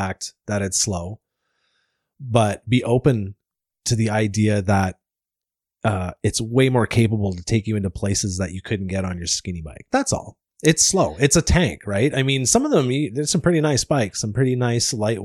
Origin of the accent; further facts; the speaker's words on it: Deep River, Ontario, Canada; also born or lived in Squamish, British Columbia; now in Invermere, Canada; I'm originally from Ontario